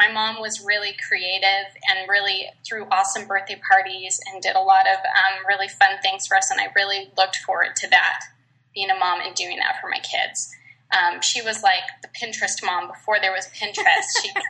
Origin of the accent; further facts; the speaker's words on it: Virginia, United States; also born or lived in Minnesota / Utah; now in Georgia, United States; Well, I live in Georgia now, but I was born in Minnesota, and then I went to high school in Virginia, Northern Virginia, and I went to culinary school there too.